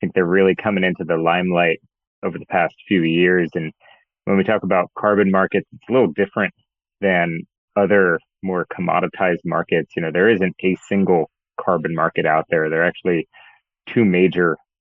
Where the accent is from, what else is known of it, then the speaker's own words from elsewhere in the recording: Mount Laurel, New Jersey, United States; I grew up outside of Philadelphia in a town called Mount Laurel, New Jersey. So I'm a South Jersey native